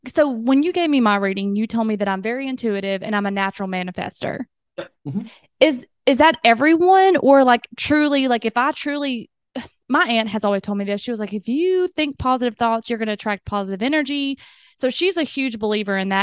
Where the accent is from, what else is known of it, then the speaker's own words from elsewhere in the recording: the South, United States; accent: southern; my southern accent